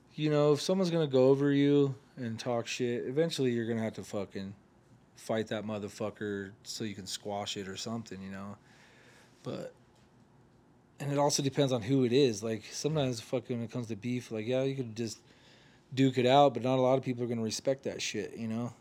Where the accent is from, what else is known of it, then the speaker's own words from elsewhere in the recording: Oregon, United States; I'm from Oregon